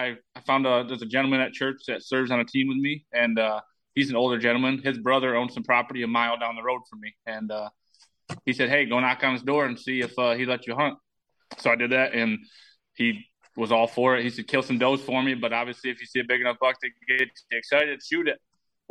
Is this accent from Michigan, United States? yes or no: yes; Michigan, United States; I always tell everybody I like the animal, but not like Wisconsin, because I'm from Michigan, so.